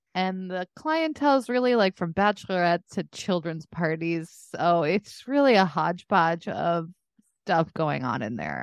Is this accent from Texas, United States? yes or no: yes; Dallas, Texas, United States; moved away; my hometown of Dallas